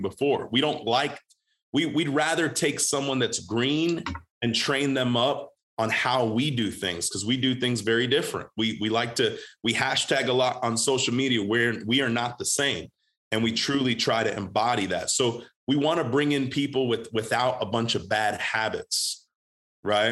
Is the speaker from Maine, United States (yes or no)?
no; Groesbeck, Texas, United States; I'm from Groesbeck Goat, the Groesbeck Goat